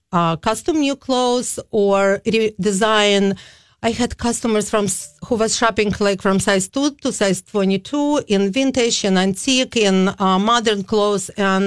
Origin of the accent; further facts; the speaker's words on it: Kyiv, Ukraine; now in St. Paul, United States; I came in 88 from Kiev. It is formal Soviet Union, Ukrainian Republic.